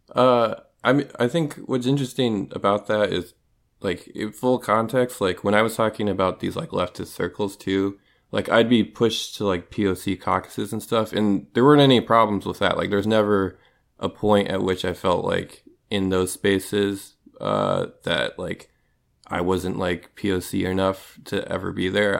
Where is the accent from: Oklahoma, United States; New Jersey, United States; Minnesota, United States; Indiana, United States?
Minnesota, United States; moved away as an adult; now in Pacific Northwest, United States; I grew up in Minnesota